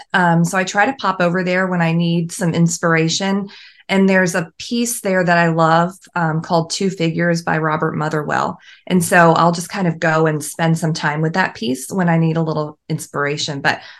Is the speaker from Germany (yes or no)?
yes; Germany; born there; So I was born in Germany. My dad was in the army. So I was an American born abroad. And I had that like military child upbringing where we moved every couple of years or so.